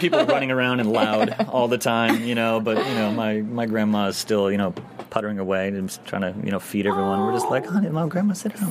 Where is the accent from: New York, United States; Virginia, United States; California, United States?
New York, United States; also born or lived in Michigan; I'm a New Yorker